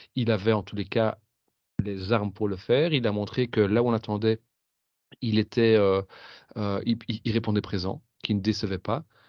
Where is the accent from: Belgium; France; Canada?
Belgium; quand on est belge